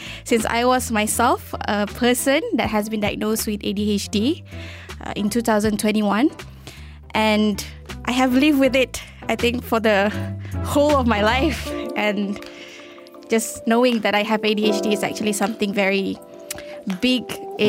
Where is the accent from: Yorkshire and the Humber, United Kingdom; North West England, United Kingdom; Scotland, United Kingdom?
Scotland, United Kingdom; Edinburgh; born there; also born or lived in Maldives / Turkey; An interesting fact about me is I was born in Edinburgh, in Scotland